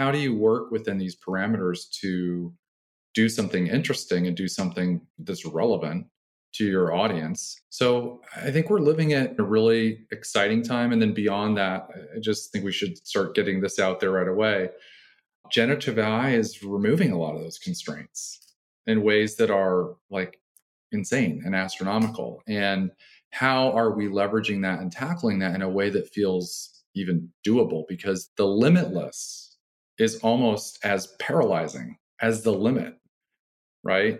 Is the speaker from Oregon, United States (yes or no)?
no; Nebraska, United States; I grew up in Nebraska